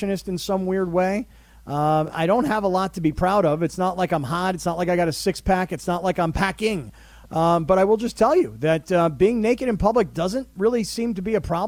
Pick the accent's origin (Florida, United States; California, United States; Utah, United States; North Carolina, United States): Florida, United States; South; when I grew up in South Florida, it would be so hot and sweaty.